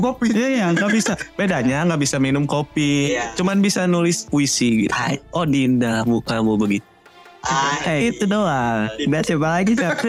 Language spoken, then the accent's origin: Indonesian; West Java, Indonesia; gue orang Sunda